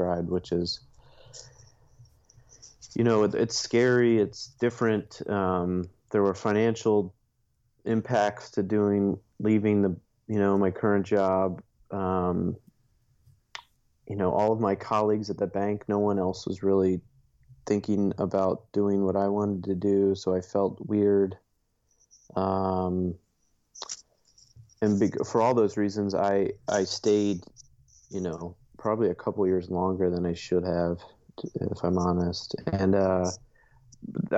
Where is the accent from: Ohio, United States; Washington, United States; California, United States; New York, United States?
Ohio, United States; Dayton; moved away as an adult; now in Chicago, United States; born and raised in Dayton, Ohio